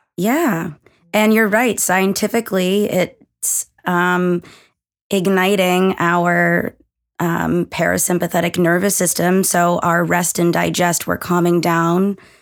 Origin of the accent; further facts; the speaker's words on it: Massachusetts, United States; moved away as an adult; also born or lived in Connecticut; we're both from Massachusetts